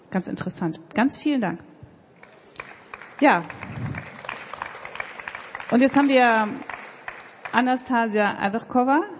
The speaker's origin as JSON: {"language": "German", "town": "Gotha", "region": "Thuringia", "country": "Germany", "said": "ich komme aus einem Ort, aus, aus Gotha, wo man auch so ein Sächsisch spricht und äh, ich habe mir das drastisch abgewöhnt"}